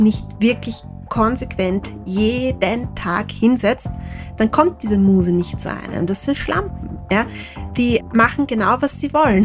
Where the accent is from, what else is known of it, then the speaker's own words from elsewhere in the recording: Lower Austria, Austria; ich komme vom Land, ich komme aus einer Familie ohne Akademiker